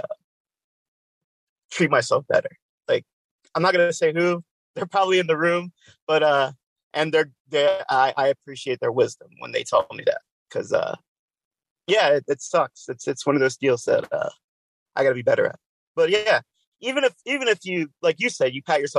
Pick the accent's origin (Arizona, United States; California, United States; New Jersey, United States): New Jersey, United States; now in Pennsylvania, United States; I'm in Pennsylvania. But wow, I am from New Jersey